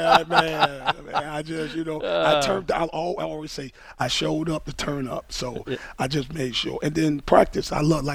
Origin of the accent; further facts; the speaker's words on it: Miami, Florida, United States; growing up in Miami